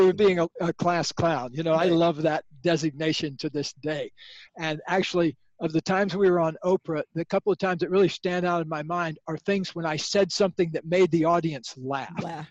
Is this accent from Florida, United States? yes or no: yes; Sebring, Florida, United States; I grew up in Florida near the Sebring Over. racetrack